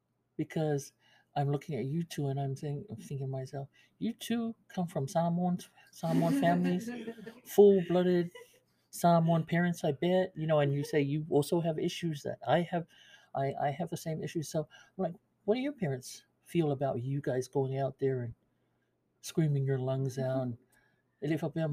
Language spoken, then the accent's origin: English; Pango, Tonga; You guys are from Fungongo, CCAS. I'm from Pango.